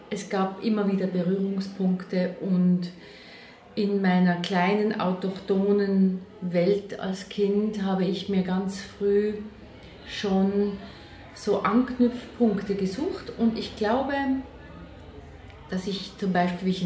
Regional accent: Allschwil, Basel-Landschaft, Switzerland; Na, ich bin aufgewachsen in Allschwil bei Basel mit einem Vater aus Österreich

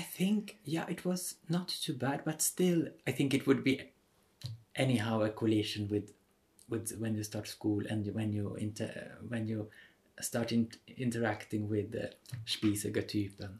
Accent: Stockholm, Stockholm County, Sweden; now in Vienna, Austria; I'm from Sweden, from Stockholm originally

